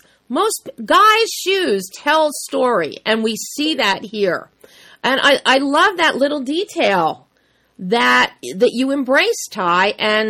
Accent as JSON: {"language": "English", "region": "Pennsylvania", "country": "United States", "tie": "born or raised there", "said": "In suburban Philadelphia."}